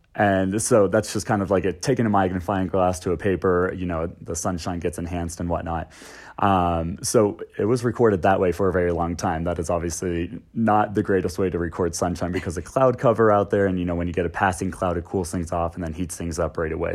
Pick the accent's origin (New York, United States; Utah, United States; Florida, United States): Florida, United States; also born or lived in the Carolinas; now in Denver, United States; I grew up in Florida on the coast, um, and then I came out here from the Carolinas about six years ago.